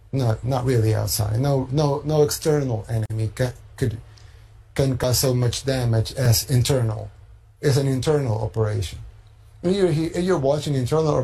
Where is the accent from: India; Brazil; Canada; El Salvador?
El Salvador